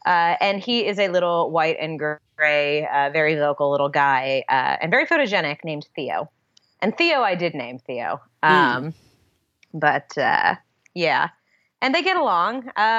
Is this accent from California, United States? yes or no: yes; Los Angeles, California, United States; accent: Valley girl; But, I slip back into my Valley girl. I am a veritable Valley girl. I was born and raised in the Valley. When I was young, I felt like I really didn't belong in LA in any way, shape or form.